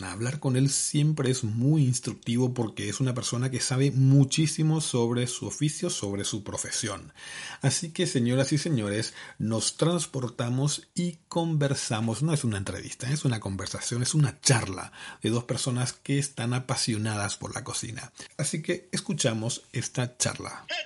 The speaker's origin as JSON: {"language": "Spanish", "region": "Caaguazú", "country": "Paraguay", "moved": "yes", "lives_now": "Seville, Spain", "said": "Yo orgullosamente caguaseño. De Caguazú."}